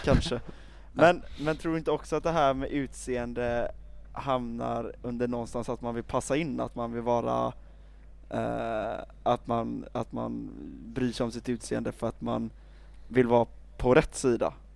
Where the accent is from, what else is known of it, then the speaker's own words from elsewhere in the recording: Sweden; jag är alldeles för svensk